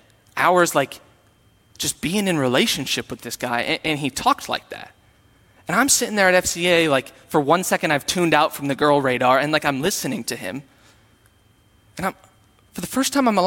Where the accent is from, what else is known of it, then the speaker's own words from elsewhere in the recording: Sioux Falls, South Dakota, United States; I am from Sioux Falls, and when I was from Sioux Falls, I went to a Lutheran church